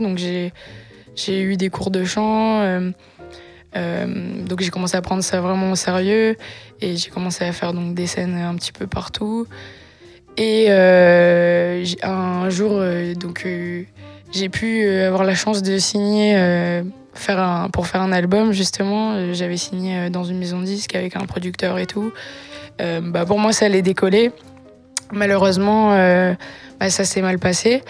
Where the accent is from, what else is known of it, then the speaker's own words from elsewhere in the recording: Var, Provence-Alpes-Côte d'Azur, France; Var, à une heure de Nice, dans la campagne